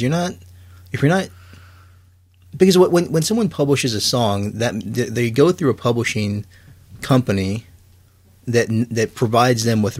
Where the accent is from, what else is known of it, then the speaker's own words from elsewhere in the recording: Houston, Texas, United States; you're growing up in Houston, you're listening to metal